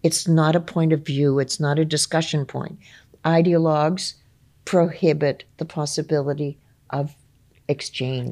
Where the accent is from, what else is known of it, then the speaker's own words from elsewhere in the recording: Ontario, Canada; for me growing up in Ontario